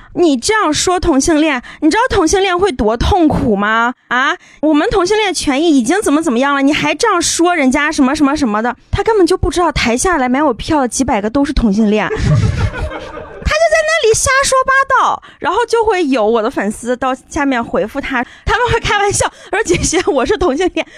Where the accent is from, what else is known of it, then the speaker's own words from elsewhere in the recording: Shandong, China; moved away; 我们山东人开口表